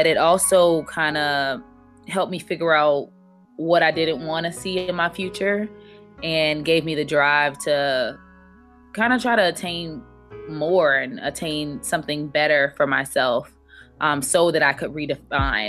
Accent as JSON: {"language": "English", "town": "Miami", "region": "Florida", "country": "United States", "tie": "born or raised there", "also_born_or_lived": "Augusta, Georgia", "moved": "as an adult", "said": "growing up in Miami generally was a little difficult just because of instability."}